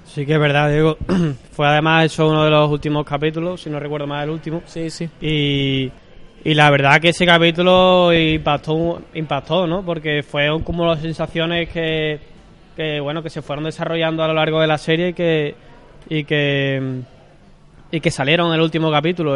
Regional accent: Seville, Andalusia, Spain; soy aquí de Sevilla, nací aquí en Sevilla, en la Puerta Carmona

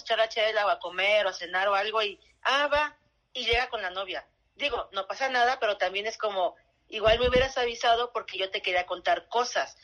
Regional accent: Veracruz, Mexico; also born or lived in Chihuahua; yo soy de provincia, soy de Veracruz y mitad Chihuahua

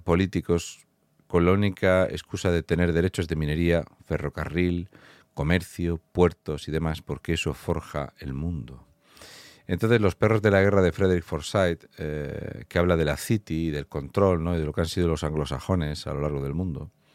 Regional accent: Fuente Álamo de Murcia, Region of Murcia, Spain; soy de Fuente Álamo de Murcia

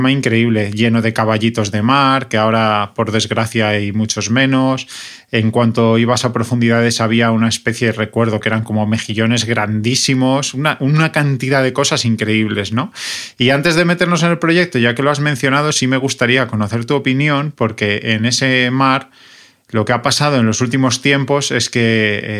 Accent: Murcia, Region of Murcia, Spain; Tiene un río, que es el río Segura, que yo recuerdo cuando era pequeño que pasaba por Murcia y era todo espuma y contaminación

